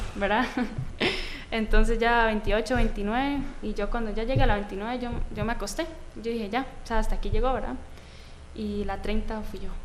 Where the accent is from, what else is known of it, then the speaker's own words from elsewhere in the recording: Atenas, Alajuela, Costa Rica; Eh, bueno, siempre he sido Atenas. Crecí en Atenas